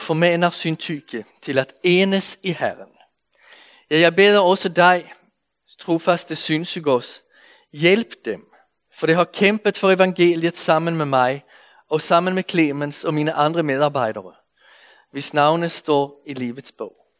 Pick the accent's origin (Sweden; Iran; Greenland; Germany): Sweden; accent: Swedish; Danish is a second language; now in Denmark; jeg kommer fra Sverige, så I må anstrenge jer lidt for at følge med i min svenske accent